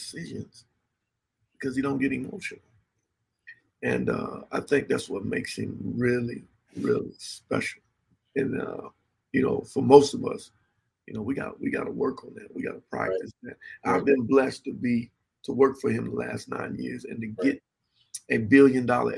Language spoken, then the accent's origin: English; Miami, Florida, United States; moved away as an adult; also born or lived in France; now in Tallahassee, United States; I'm from Miami, Florida, Carroll City, 27th Avenue, 183rd Street